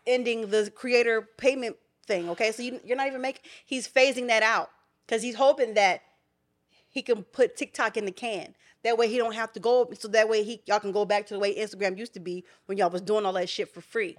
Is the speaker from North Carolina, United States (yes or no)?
no; Philadelphia, Pennsylvania, United States; My hometown